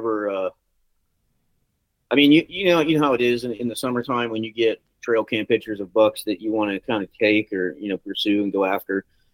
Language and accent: English; Virginia, United States; moved away; also born or lived in Iowa / Page, Iowa; I'm growing up in Virginia